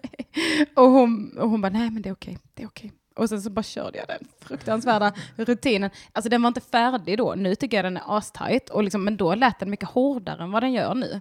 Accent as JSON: {"language": "Swedish", "town": "Bjärnum", "region": "Skåne", "country": "Sweden", "also_born_or_lived": "Ballingslöv", "said": "jag är från Bjärnum och Ballingslöv"}